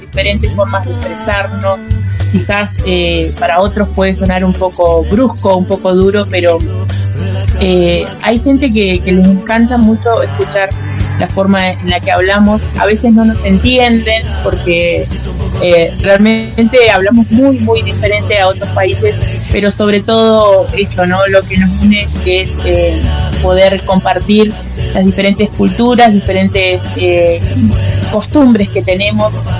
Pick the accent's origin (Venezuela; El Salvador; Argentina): Argentina